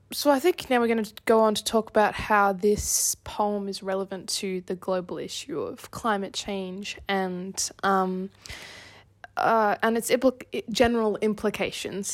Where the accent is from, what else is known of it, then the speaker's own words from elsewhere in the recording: Australia; I'm an Australian